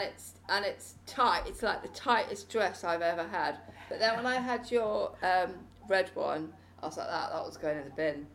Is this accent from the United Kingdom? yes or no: yes; Preseli Mountains, Wales, United Kingdom; I was born in the Preseli Mountains